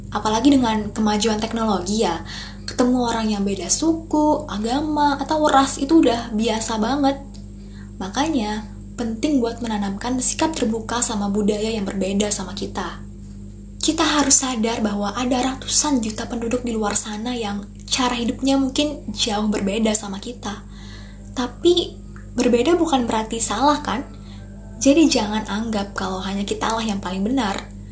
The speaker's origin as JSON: {"language": "Indonesian", "country": "Indonesia", "tie": "born or raised there", "said": "orang yang lahir dan besar di Indonesia"}